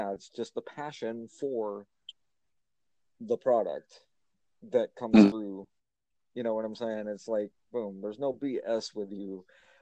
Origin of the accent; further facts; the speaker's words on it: Tennessee, United States; When I was growing up in Tennessee